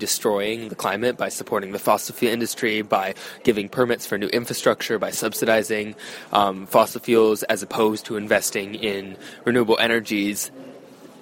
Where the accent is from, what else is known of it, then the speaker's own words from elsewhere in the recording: Eugene, Oregon, United States; I grew up in Eugene, Oregon.